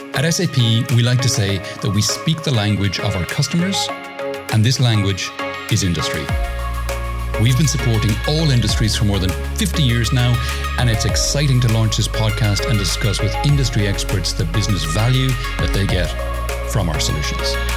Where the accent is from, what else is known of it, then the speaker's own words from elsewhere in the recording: Ireland; now in Spain; You were in my home country, Ireland, as well. So uh, that, that, that's where I'm from originally, although I live in Spain now